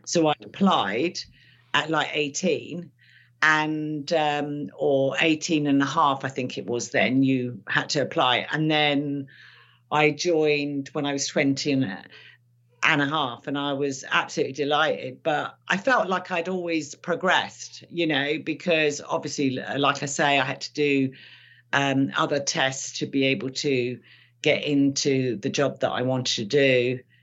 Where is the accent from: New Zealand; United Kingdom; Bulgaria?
United Kingdom; London; my parents couldn't speak English when they came here. So I suppose later in life, I realized that actually I learned English probably from my brothers and sisters and from school